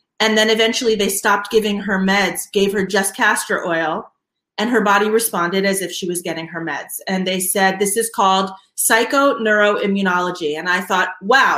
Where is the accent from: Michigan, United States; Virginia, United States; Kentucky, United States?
Virginia, United States; Alexandria; I am actually from Alexandria, Virginia.